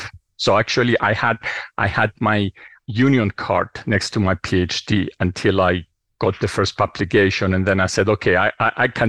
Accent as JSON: {"language": "English", "country": "Cyprus", "tie": "born or raised there", "also_born_or_lived": "New York", "moved": "yes", "lives_now": "Princeton, United States", "said": "So hometown, I grew up on the island of Cyprus. As you can tell from the accent, never leaves you."}